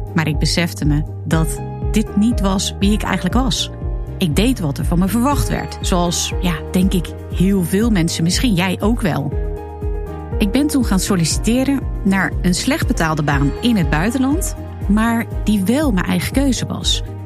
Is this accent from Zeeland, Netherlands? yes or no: yes; Zeeland, Netherlands; Ik groeide als kind op in de Zeeuwse klei